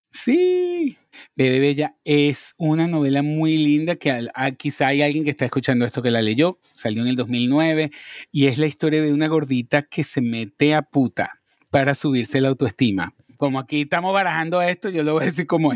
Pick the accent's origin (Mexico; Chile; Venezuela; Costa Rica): Venezuela; moved away as an adult; also born or lived in Madrid, Spain; now in New York, United States; yo nací en Madrid. Lo que pasa es que mi familia se fue a vivir a Venezuela cuando yo tenía cuatro años.